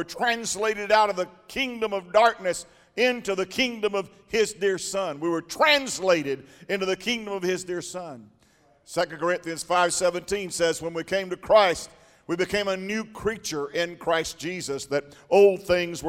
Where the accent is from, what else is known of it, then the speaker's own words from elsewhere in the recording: United States; we're Americans